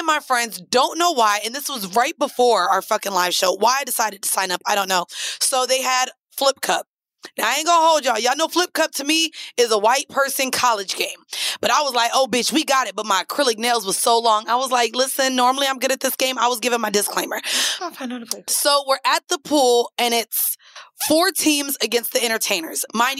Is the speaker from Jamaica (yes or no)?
yes; Jamaica; The food to me, I like food better in Jamaica, but I'm Jamaican.